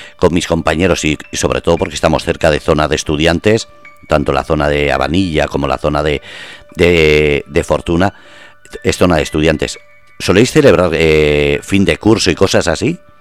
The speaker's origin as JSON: {"language": "Spanish", "region": "Basque Country", "country": "Spain", "moved": "as an adult", "lives_now": "Murcia, Spain", "said": "yo soy vasco, llevo seis años aquí"}